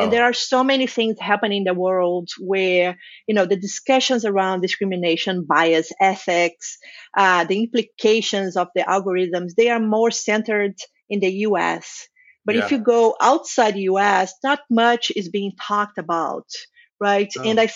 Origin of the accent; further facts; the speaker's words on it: Brazil; I'm from Brazil.